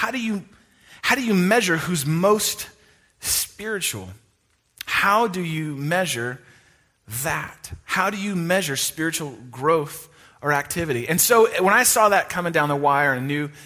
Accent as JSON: {"language": "English", "area": "East Bay of San Francisco", "region": "California", "country": "United States", "tie": "born or raised there", "said": "I went to a private Christian high school in where I grew up in the East Bay of San Francisco"}